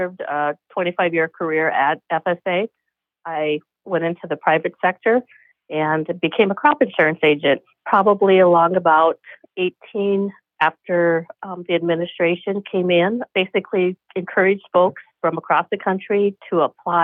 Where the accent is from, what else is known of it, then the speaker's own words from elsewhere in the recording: South Dakota, United States; I am a woman, born and raised in South Dakota